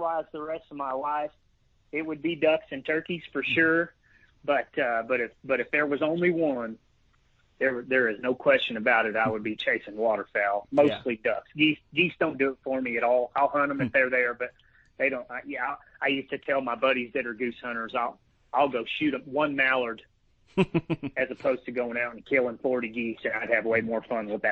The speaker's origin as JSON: {"language": "English", "town": "Fort Worth", "region": "Texas", "country": "United States", "moved": "yes", "lives_now": "Texas Panhandle, United States", "said": "I am from Fort Worth, Texas. Currently live up in the Panhandle"}